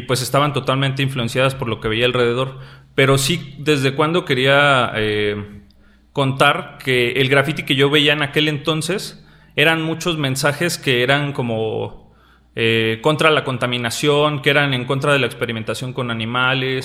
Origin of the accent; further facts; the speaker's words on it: Mexico City, Mexico; moved away as an adult; now in Querétaro, Mexico; yo soy de nacido en la Ciudad de México, pero por decirlo así, la mitad de mi vida viví en Ciudad de México y actualmente radico en Querétaro